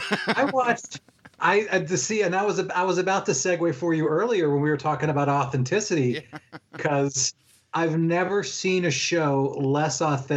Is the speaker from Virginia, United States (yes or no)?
yes; Williamsburg, Virginia, United States; it was set in my hometown. And it did not look like Williamsburg, Virginia